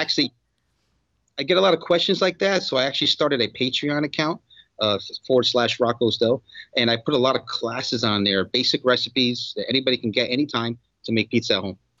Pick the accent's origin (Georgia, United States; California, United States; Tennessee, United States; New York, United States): New York, United States; moved away as an adult; also born or lived in South Florida; now in Miami, United States; I grew up in New York.